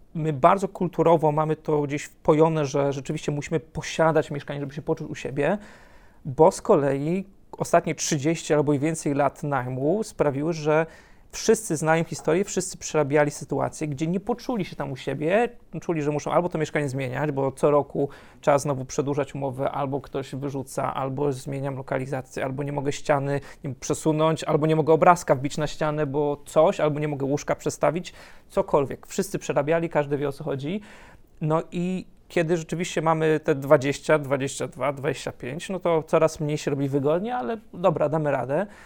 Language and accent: Polish; near Wrocław, Lower Silesian Voivodeship, Poland; moved away as an adult; also born or lived in abroad; ja jestem spod Wrocławia, więc zaczęły się studia we Wrocławiu